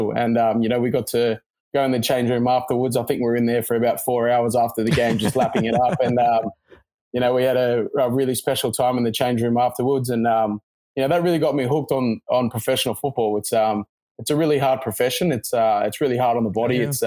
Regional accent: Sydney, New South Wales, Australia; yep, that's correct.

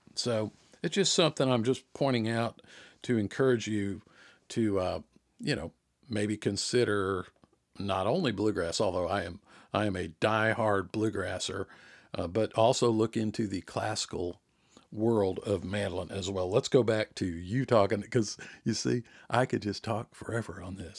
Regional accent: Jonesboro, Georgia, United States; accent: Southern; now in South Georgia, United States; growing up around the Atlanta area, Jonesboro in particular

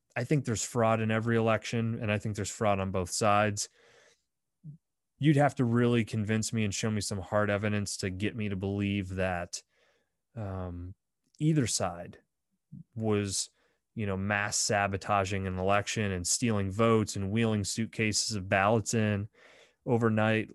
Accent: Bradford, Pennsylvania, United States; my hometown of Bradford, P

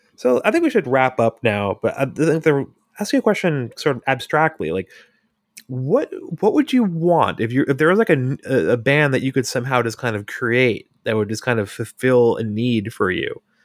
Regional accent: Hudson Valley, New York, United States; I grew up in the Hudson Valley

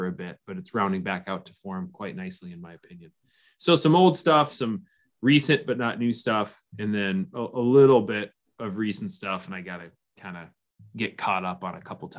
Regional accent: Minnesota, United States

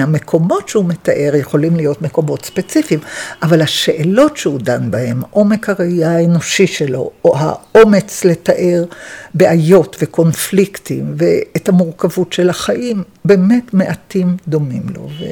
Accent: Jerusalem, Jerusalem District, Israel; born or raised there

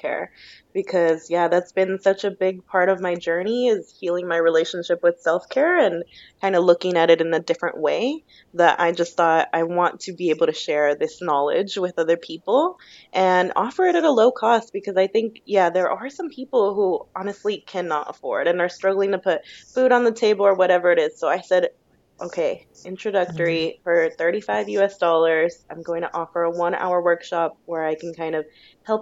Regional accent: United States; moved away as an adult; now in Australia; I'm Mexican-American

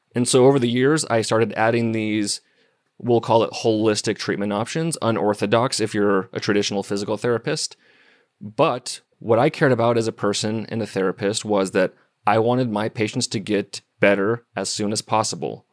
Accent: Missoula, Montana, United States; I was born and raised in Missoula, Montana.

